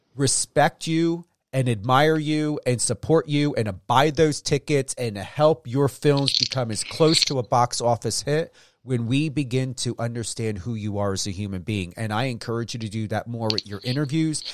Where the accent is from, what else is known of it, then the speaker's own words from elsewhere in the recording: East Coast, New York area, United States; moved away as an adult; now in Las Vegas, United States; I'm from the East Coast. We have pine trees